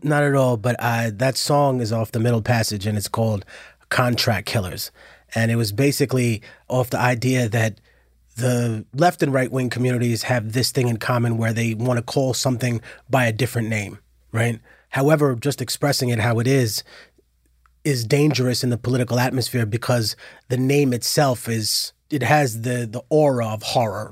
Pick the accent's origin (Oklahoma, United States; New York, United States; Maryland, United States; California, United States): New York, United States; New York City; I'm from Harlem